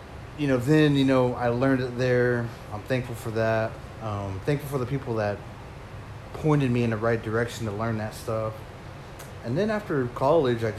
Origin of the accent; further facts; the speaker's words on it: Pawnee, Oklahoma, United States; moved away as an adult; I grew up in Pawnee, went to Pawnee High School